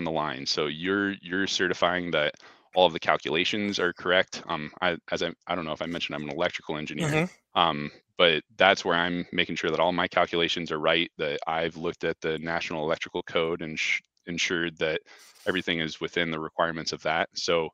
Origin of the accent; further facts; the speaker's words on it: Fort Collins, Colorado, United States; also born or lived in New York City / Denver; I actually grew up here in town